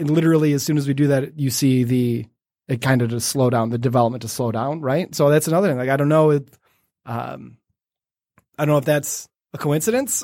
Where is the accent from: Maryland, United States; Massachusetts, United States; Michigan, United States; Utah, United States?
Michigan, United States; Detroit; it's my hometown. It's what I love